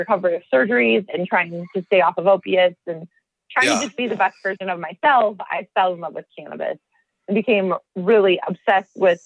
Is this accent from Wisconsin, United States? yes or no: yes; Oregon, Wisconsin, United States; also born or lived in Madison, Wisconsin; now in Healdsburg, United States; I'm from Oregon, Wisconsin. So not Oregon, the state. I'm actually a Midwesterner